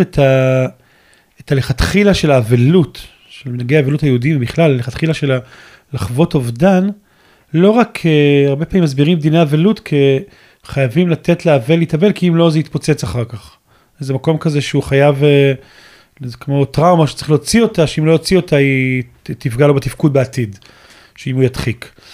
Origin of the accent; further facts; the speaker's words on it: Ashdod, Southern District, Israel; גדלתי באשדוד